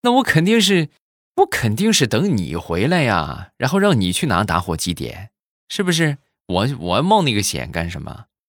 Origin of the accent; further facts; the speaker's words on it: Rizhao, Shandong, China; 那么正好我现在没有在日照啊，我是处在山东的另一个城市啊